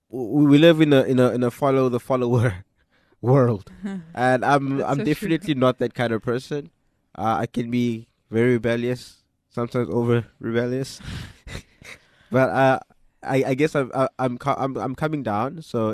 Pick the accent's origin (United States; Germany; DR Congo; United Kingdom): DR Congo; born there; So I was born in Congo. I am now 24 years old.